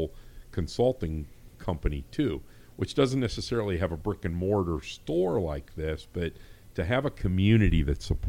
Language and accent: English; Hubbard, Ohio, United States; I actually went to school here. I grew up in Hubbard